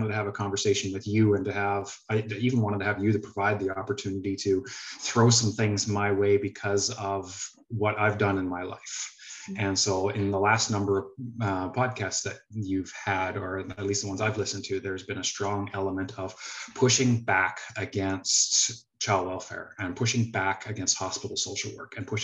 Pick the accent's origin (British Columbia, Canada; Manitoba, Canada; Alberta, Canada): Alberta, Canada; High Prairie; I was born on Treaty 8 territory near High Prairie, Alberta